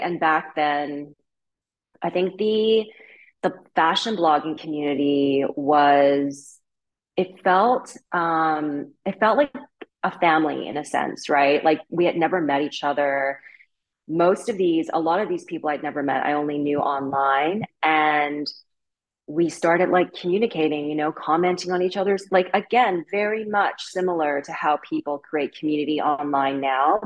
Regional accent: Vancouver, British Columbia, Canada; moved away as an adult; also born or lived in Beijing, China / Paris, France; now in Brooklyn, United States; I'm Chinese, but I was born and raised in Vancouver. I'm fourth generation Canadian Chinese.

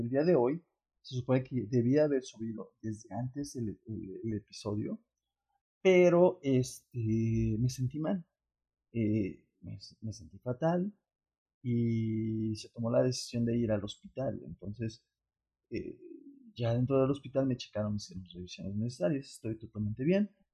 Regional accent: Mexico

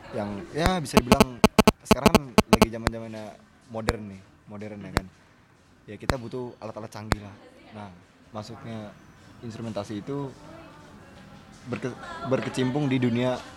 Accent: Tangerang, Banten, Indonesia; asal dari Kota Tangerang angkatan 2017.

